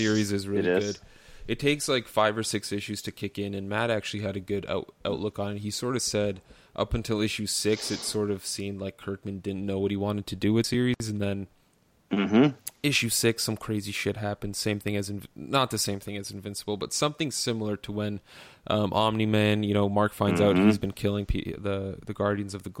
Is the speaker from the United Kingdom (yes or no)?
no; Canada; as a Canadian